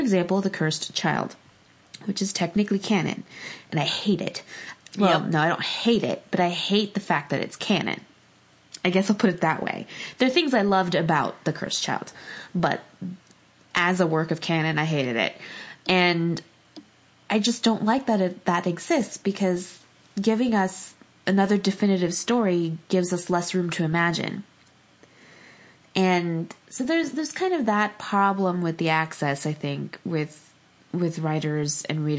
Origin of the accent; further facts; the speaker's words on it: Los Angeles, California, United States; I grew up